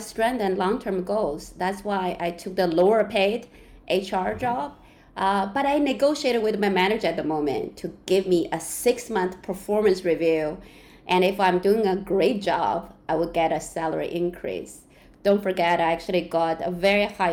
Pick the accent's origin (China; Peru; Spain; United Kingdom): China; English is a second language; also born or lived in Canada; now in Hong Kong; I was born in China, lived in Canada for 22 years, then moved to Hong Kong for about 1.5 years